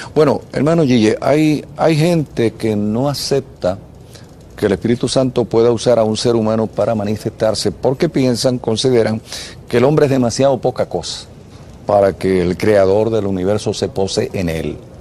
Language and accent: Spanish; Puerto Rico; Y yo como puertorriqueño